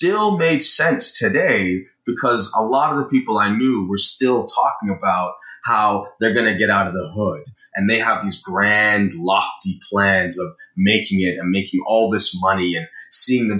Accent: Brampton, Ontario, Canada; growing up in Brampton

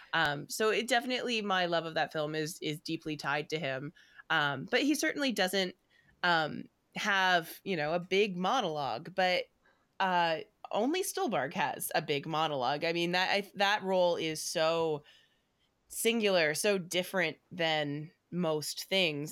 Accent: Canada; as a Canadian and specifically as a Canadian theater person

